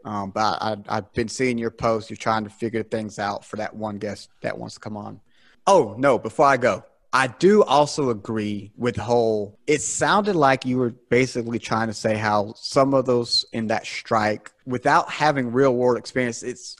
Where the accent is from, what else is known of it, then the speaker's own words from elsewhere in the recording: South Carolina, United States; I'm from South Carolina here in the South, born and raised. Well, not born, but raised here in South Carolina